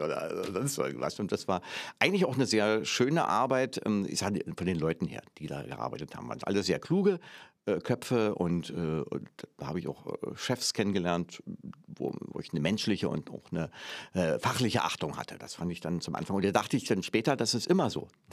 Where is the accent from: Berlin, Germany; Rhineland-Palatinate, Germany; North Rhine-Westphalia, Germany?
Berlin, Germany; moved away as an adult; In, natürlich Ostberlin. In Pankow, dann später in Weißensee